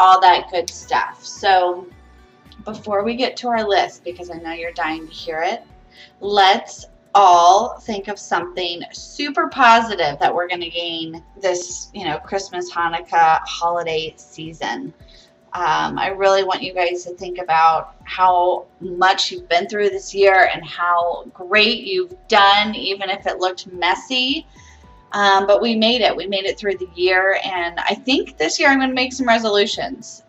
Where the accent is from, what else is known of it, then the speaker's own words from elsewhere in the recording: Ohio, United States; now in Florida, United States; Growing up in Ohio